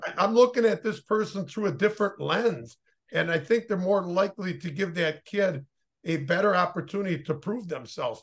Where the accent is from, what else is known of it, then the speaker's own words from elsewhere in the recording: Oshkosh, Wisconsin, United States; I grew up in Oshkosh